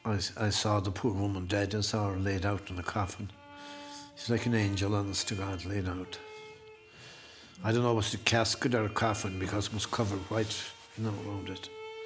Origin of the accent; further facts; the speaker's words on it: Inishmaan, Connacht, Ireland; moved away as an adult; also born or lived in Boston; I'm from Ballinwood, Inishman.